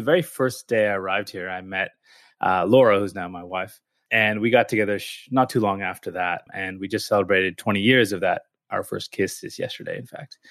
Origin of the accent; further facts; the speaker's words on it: California, United States; moved away as an adult; also born or lived in Philadelphia; now in Melbourne, Australia; my family's Indian, but I was born in the U S and I grew up in California